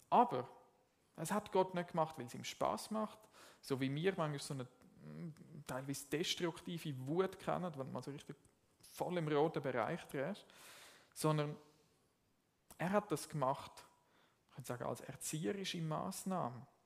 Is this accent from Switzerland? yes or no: yes; Zurich, Switzerland; Jetzt, ich komme ursprünglich aus dem Zürich Oberland und ich bin nicht im katholischen Kontext, Kontext aufgewachsen.